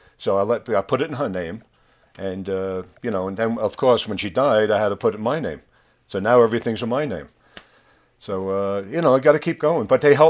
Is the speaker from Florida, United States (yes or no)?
no; New York City, New York, United States; now in Colorado, United States; I'm a New Yorker.